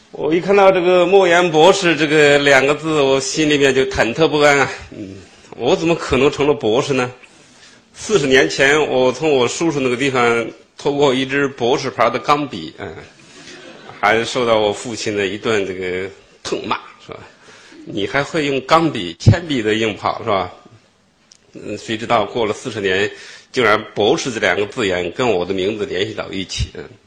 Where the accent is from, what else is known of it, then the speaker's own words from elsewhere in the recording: China; 因为我出生在五十年代的中期，当我有了记忆力的时候，也就是中国大陆经济最困难的时候